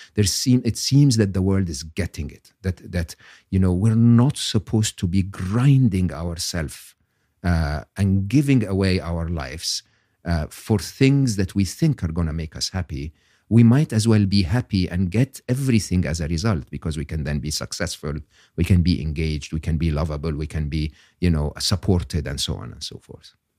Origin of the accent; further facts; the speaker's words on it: Egypt; English is a second language; moved away as an adult; I'm born and raised in Egypt, educated in public school, public university in Egypt.